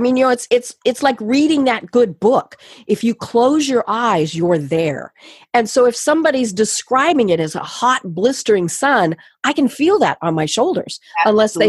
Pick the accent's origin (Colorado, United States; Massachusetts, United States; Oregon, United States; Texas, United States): Colorado, United States; moved away; also born or lived in the South (US); I'm from Colorado, and so I do speak fairly quickly, fast, whatever we want to call it. And, you know, I get down here to the South.